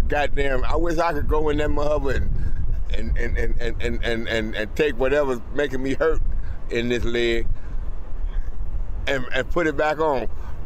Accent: Monroe, North Carolina, United States; now in Chicago, United States; We grew up in Monroe, North Carolina.

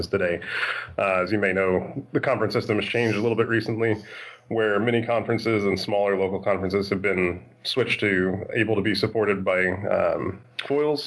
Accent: Roswell, Georgia, United States; I'm a judge from Roswell, Georgia.

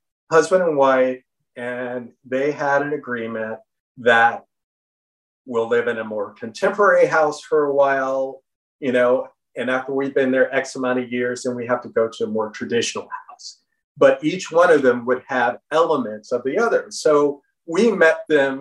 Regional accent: Florida, United States; moved away; I grew up in Florida

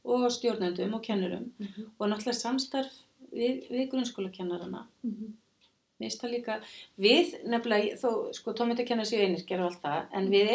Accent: Kópavogur, Capital Region, Iceland; also born or lived in Reykjavík; ég fættu uppalinn í Reykjavík á Kópaví og var í Kásnisskólanum

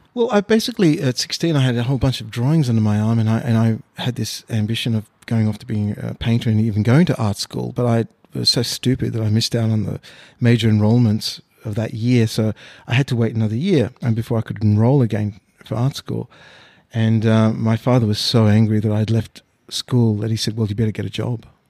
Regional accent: Australia; also born or lived in Mauritius; now in Sydney, Australia; I was born in Mauritius. Uh, I uh, came to Australia in 1971 when I was six years old

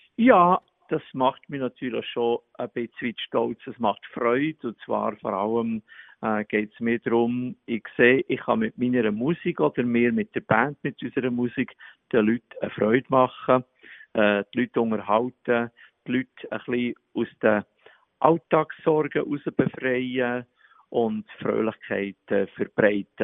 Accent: Bern, Switzerland; accent: Bernese German; Ich habe vier Mundart-CDs gemacht in Berndeutsch

